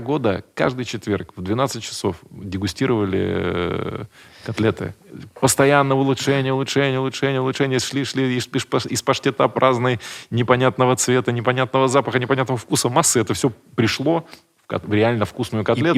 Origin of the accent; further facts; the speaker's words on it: Buryatia, Russia; Я вообще из Бурятии, я, чтобы вы понимали, какая моя культура